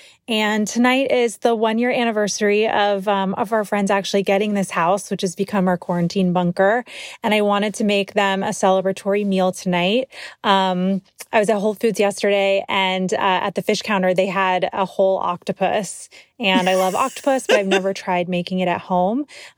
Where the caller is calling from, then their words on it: Brookfield, Connecticut, United States; I'm calling in from Brookfield, Connecticut